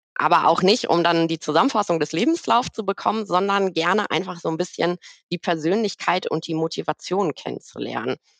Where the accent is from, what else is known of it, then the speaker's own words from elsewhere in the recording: Bochum, North Rhine-Westphalia, Germany; also ich bin gebürtige Bochumerin, äh, in Bochum geboren